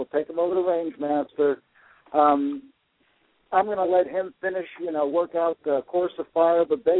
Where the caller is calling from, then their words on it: Memphis, Tennessee, United States; Well, I'm over here in Memphis, and I just wanted to call in and give an update on the Tea Party Convention microseed.